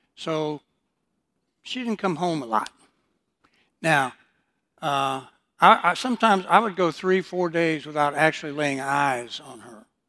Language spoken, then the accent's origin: English; Detroit, Michigan, United States; also born or lived in Houston, Texas; I was born in Houston, but, uh, my mother then decided to move me and my older sister to Detroit, Michigan